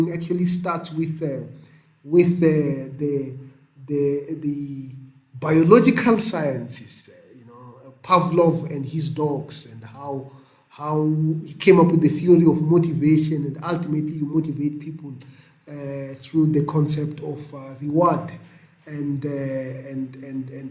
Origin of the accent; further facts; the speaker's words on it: Venda, Limpopo, South Africa; moved away as an adult; also born or lived in United States; growing up in Venda